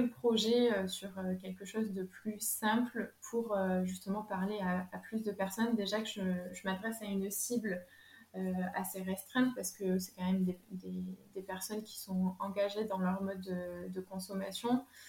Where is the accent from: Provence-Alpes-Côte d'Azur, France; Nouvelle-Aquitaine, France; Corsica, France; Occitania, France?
Nouvelle-Aquitaine, France; Lot-et-Garonne; moved away as an adult; now in Bordeaux, France; je suis originaire du Lot-et-Garonne. Et en fait, je me suis rapprochée de Bordeaux